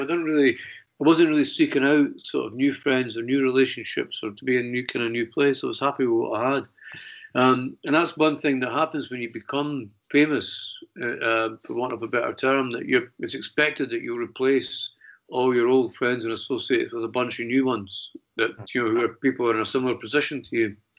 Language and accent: English; Edinburgh, Scotland, United Kingdom; moved away; also born or lived in London; I was back in Edinburgh, which was my hometown